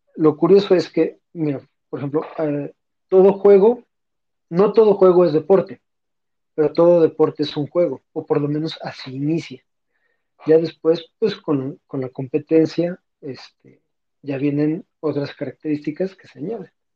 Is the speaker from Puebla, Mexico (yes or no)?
yes; Puebla, Mexico; soy de la ciudad de Puebla